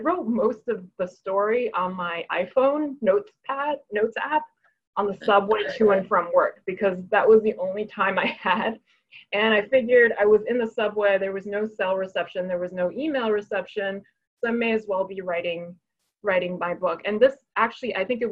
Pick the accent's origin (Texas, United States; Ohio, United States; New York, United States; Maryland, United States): New York, United States; New York City; English is a second language; also born or lived in Hebei, China; I grew up undocumented in New York City. My parents and I moved here at age seven, when I was age seven, not my parents